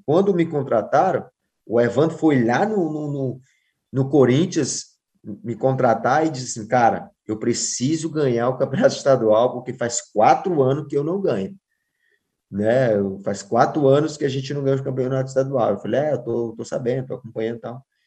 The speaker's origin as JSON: {"language": "Portuguese", "region": "Ceará", "country": "Brazil", "also_born_or_lived": "Spain / Argentina", "moved": "yes", "said": "eu sou cearense e sou cearense lá de Xirambim, ainda mais, 200 quilômetros da capital"}